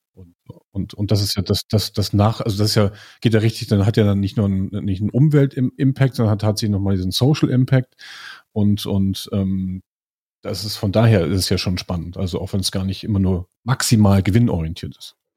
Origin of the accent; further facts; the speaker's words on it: Lüneburg, Lower Saxony, Germany; ich komme aus Lüneburg